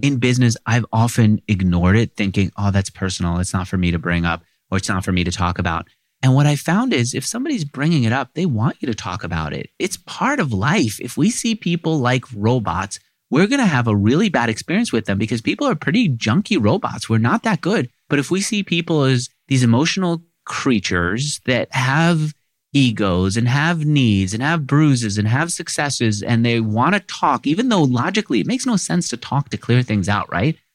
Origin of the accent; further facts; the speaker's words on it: New York City, New York, United States; I grew up in Queens